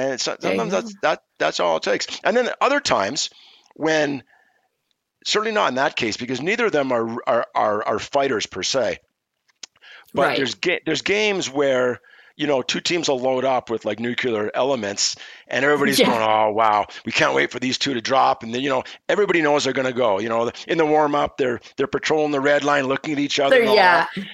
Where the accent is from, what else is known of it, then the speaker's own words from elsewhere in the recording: Montreal, Quebec, Canada; I'm born and raised in Montreal. I speak French. I'm bilingual.